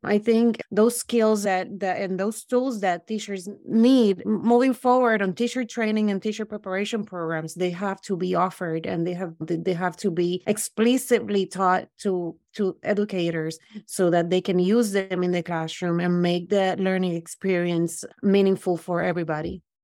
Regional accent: Puerto Rico; also born or lived in Brooklyn; now in United States; I grew up in Puerto Rico

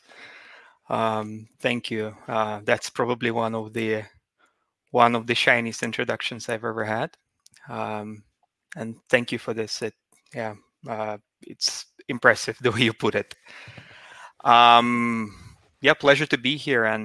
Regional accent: Murmansk, Murmansk Oblast, Russia; moved away as an adult; now in Stockholm, Sweden; So I was born and grew up in Russia. So I'm Russian by origin. I was born in Murmansk

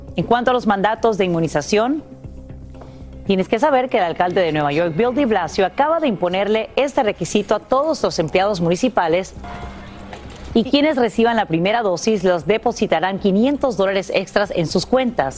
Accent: Honduras; now in California, United States; creciendo en Honduras

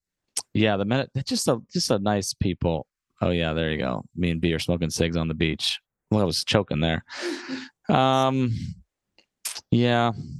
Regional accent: United States; also born or lived in Chicago; As an American

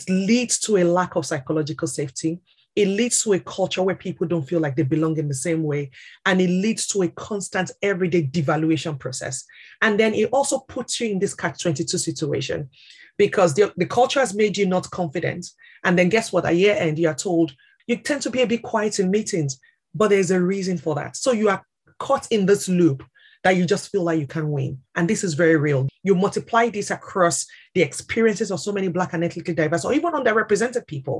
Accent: Nigeria; moved away as an adult; also born or lived in St Albans; now in London, United Kingdom; I'm originally from Nigeria.

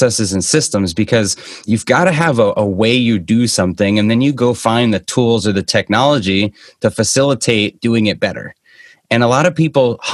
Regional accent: Boston, Massachusetts, United States; now in Scottsdale, Arizona, United States; I'm originally from the Boston area, kind of where I am right now

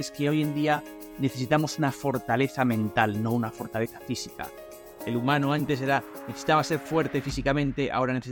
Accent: Vigo, Galicia, Spain; Vengo de Vigo, nací en Vigo, estudié la carrera de informática en La Coruña

